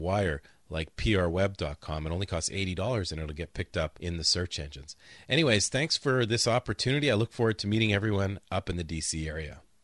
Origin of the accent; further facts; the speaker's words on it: Canada; moved away; We're both Canadians